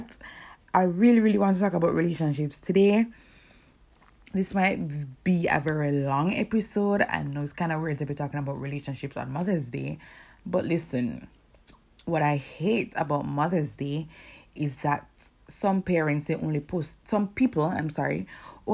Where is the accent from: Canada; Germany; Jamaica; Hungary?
Jamaica; Kingston; I'm from Kingston, Jamaica